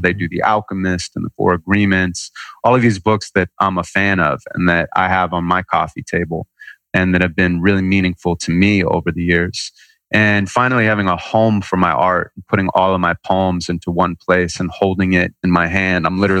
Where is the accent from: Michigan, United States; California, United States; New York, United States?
California, United States; Santa Monica; Santa Monica, California.